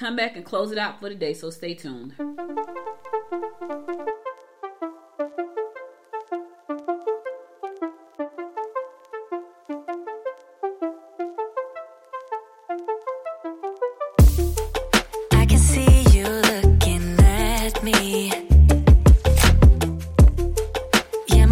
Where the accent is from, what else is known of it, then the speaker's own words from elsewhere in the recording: New Jersey, United States; moved away; growing up in Jersey